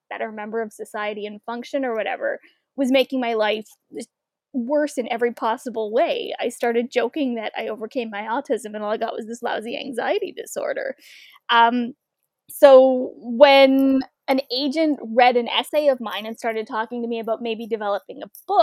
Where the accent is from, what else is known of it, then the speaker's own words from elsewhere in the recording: Welland, Ontario, Canada; I grew up in Welland, Ontario, which is about a 20-minute drive from Niagara Falls